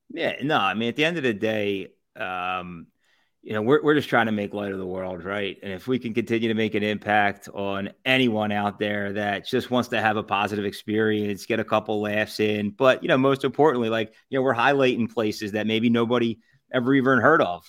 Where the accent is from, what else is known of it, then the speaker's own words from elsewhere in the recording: Southampton, Pennsylvania, United States; I'm originally from Southampton.